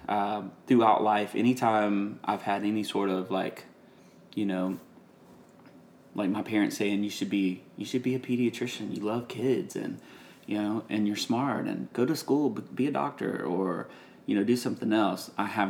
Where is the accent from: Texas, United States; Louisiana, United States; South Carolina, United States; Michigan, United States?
Louisiana, United States; Gilbert; moved away as an adult; now in Nashville, United States; I'm from Gilbert